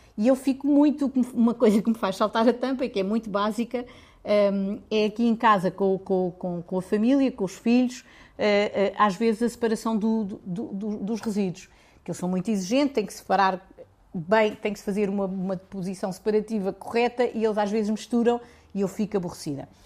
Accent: Lisbon, Portugal; also born or lived in Serra da Estrela; nasci em Lisboa, mas a minha família é da Serra da Estrela

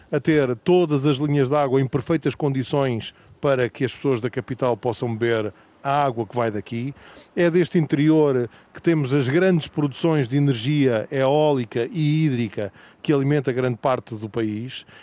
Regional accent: Pampilhosa da Serra, Coimbra District, Portugal; A Pampilhosa não é por acaso que se chama da Serra, é porque de facto somos da Serra.

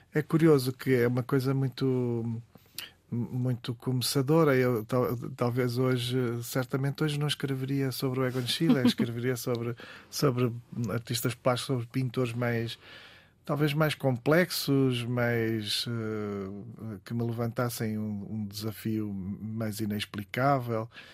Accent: Vila do Conde, Norte, Portugal; also born or lived in Barcelos; venho de um canto do mundo, venho das Caxinas e, uhum. continuo nas Caxinas, na verdade, em Vila do Conde

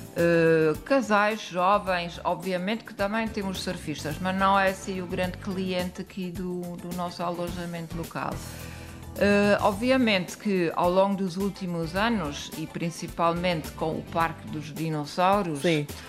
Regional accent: Germany; Portuguese is a second language; moved away as an adult; now in Lourinhã, Portugal; nós vivemos na Alemanha, somos alemães

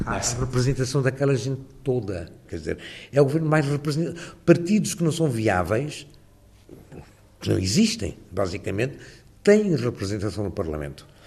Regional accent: Lisbon, Portugal; moved away as an adult; now in London, United Kingdom; a minha adolescência em Lisboa. Eu sinto mais lisboeta do que qualquer outra coisa

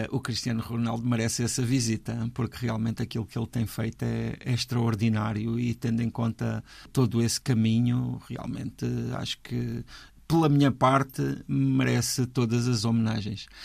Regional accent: Madeira, Portugal; Eu sou madeirense, portanto eu gosto do milho cozido, acabadinho de fazer.

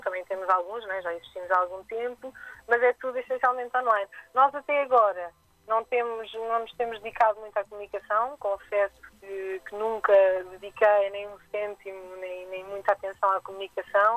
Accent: Lisbon, Portugal; also born or lived in Almada; eu sou de Lisboa e estou lá há sete anos. Sinto que sou da casa, mas na verdade eu não nasci, não cresci ali.

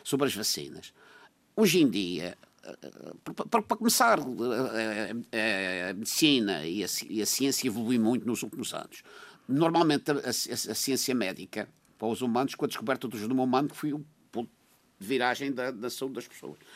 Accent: São Vicente, Madeira, Portugal; eu sou de São Vicente

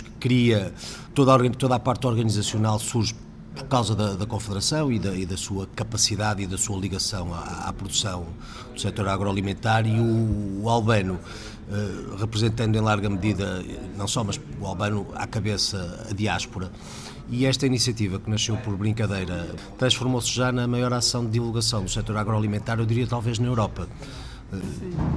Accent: Portugal; sou europeu, sinto-me profundamente europeu, mas sou português a começar

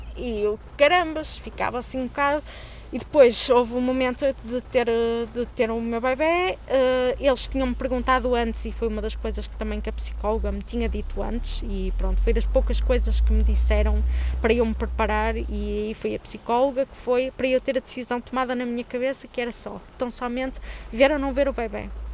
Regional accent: Porto, Norte, Portugal; sou do Porto e trabalho na área da comunicação

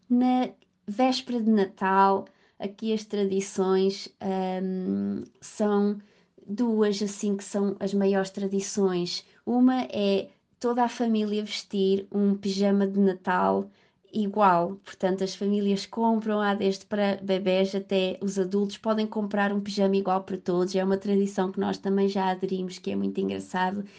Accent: Faial, Azores, Portugal; moved away as an adult; also born or lived in Coimbra, Portugal / London, United Kingdom; now in Liverpool, United Kingdom; sou natural do Faial, dos Açores.

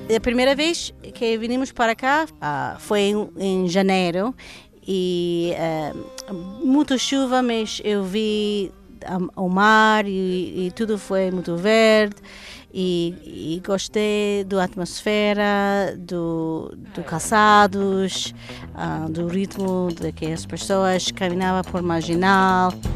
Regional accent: United States; Portuguese is a second language; moved away as an adult; now in Lisbon, Portugal; eu sou de Washington

